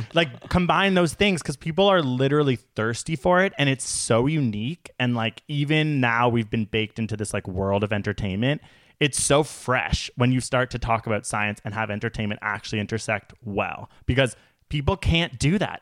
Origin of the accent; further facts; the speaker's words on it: Canada; We are Canadian